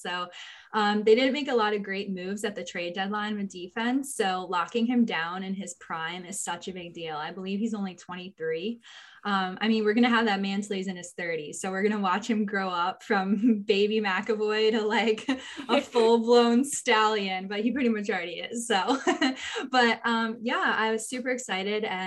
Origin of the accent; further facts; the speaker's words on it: Wallingford, Connecticut, United States; moved away as an adult; now in Charleston, United States; I'm originally from Connecticut, born and raised in Wallingford, Connecticut